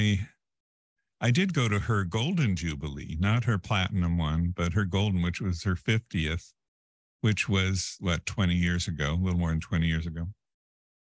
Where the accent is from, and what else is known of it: United States